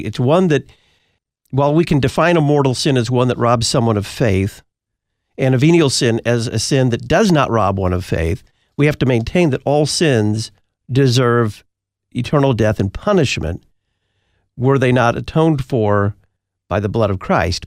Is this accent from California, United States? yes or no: no; Texas, United States; my home state of Texas